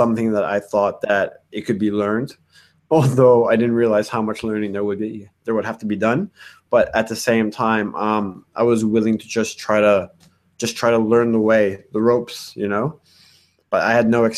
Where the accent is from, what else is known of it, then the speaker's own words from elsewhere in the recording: Montreal, Quebec, Canada; we're from Montreal